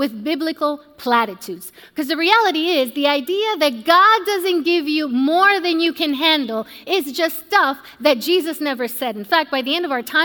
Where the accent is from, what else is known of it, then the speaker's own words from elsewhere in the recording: Puerto Rico; I was born and raised in Puerto Rico